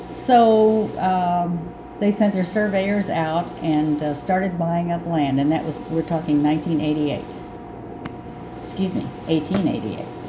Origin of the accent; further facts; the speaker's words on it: Salisbury, Missouri, United States; now in Marceline, United States; I grew up in Salisbury, a town about 30 miles south of here